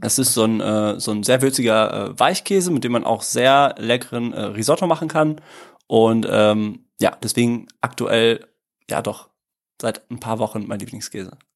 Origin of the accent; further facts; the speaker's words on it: Dortmund, North Rhine-Westphalia, Germany; moved away as an adult; also born or lived in Italy; now in Cologne, Germany; ich komm aus dem Ruhrgebiet